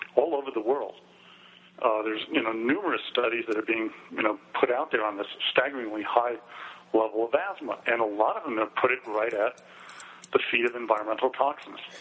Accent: New York City, New York, United States; I grew up in New York City

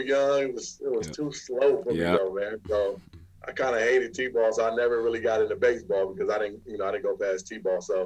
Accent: Rialto, California, United States; also born or lived in San Bernardino, California / San Francisco, California; I say I'm from Rialto. I was kind of raised in Rialto

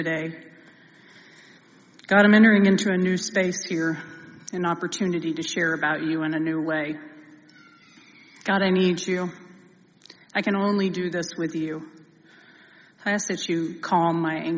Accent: Bethany, Oklahoma, United States; I come from a small Oklahoma town called Bethany

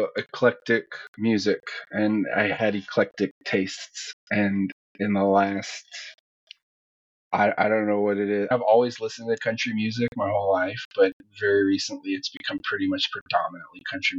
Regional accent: Houston, Texas, United States; We're from Houston.

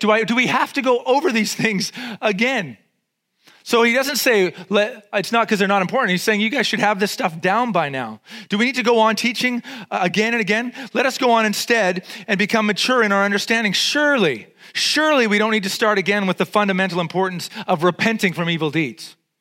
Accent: Vancouver, British Columbia, Canada; I grew up in East Van. I'm totally street

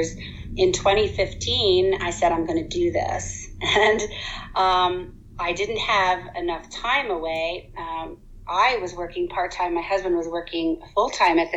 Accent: United States; we grew up in the States

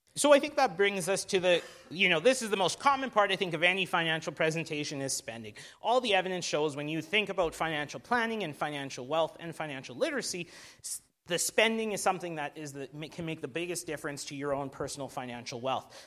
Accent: Alberta, Canada; now in Vancouver, Canada; I'm from Alberta

